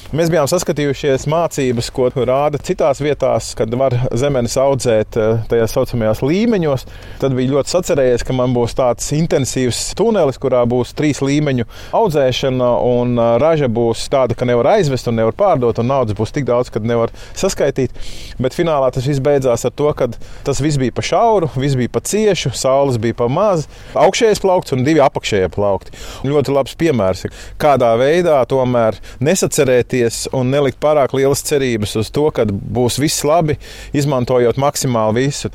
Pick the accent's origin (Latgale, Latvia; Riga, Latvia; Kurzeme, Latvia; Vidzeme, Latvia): Vidzeme, Latvia; Jaunpiebalga; moved away as an adult; also born or lived in Sigulda; now in Mālpils, Latvia; Bērnību pavadīja Jaunpiebalgā